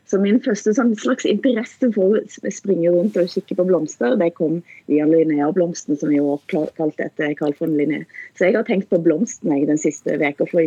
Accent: Sandvik, Rogaland, Norway; da jeg vokste opp i Sandvik i Erfjord

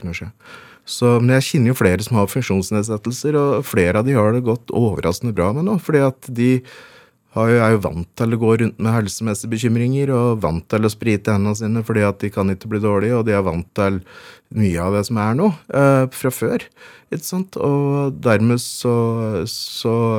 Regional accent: Veldre, Innlandet, Norway; born or raised there

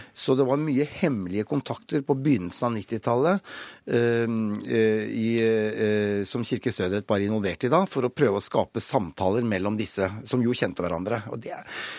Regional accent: Norway

